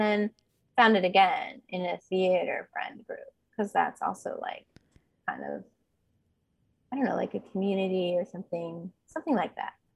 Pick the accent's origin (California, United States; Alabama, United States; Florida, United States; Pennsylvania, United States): California, United States; Bay Area; I grew up in the Bay Area